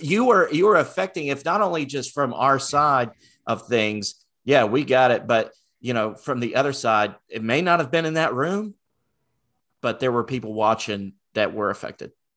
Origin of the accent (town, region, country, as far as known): Rockwell, North Carolina, United States; born or raised there